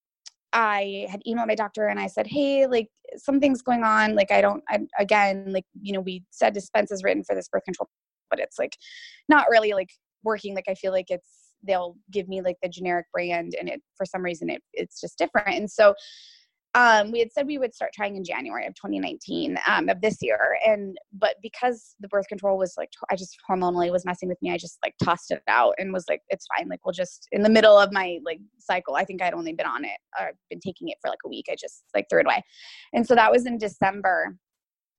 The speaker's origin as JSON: {"language": "English", "region": "Washington", "country": "United States", "tie": "born or raised there", "said": "I was born and raised in Washington"}